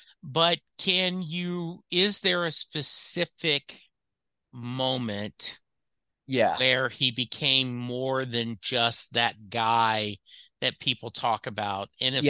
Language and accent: English; Louisiana, United States; Someone like me growing up in Louisiana, graduated high school in 77, I ended up not seeing him until 2002.